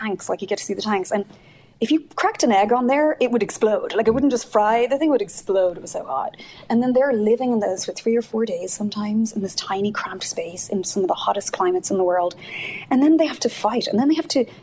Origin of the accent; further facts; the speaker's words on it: Ireland; accent: Irish; moved away as an adult; now in United States; I'm from Ireland